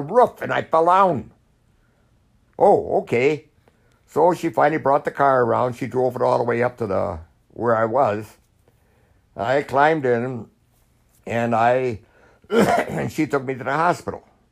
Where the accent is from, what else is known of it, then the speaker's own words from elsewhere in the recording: United States; I was an American